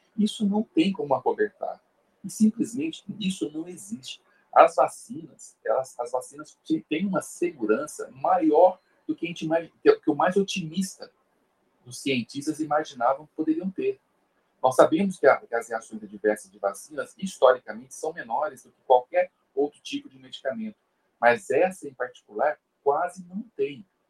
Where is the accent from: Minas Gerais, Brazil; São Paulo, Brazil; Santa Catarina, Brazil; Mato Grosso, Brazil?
São Paulo, Brazil; eu sou de São Paulo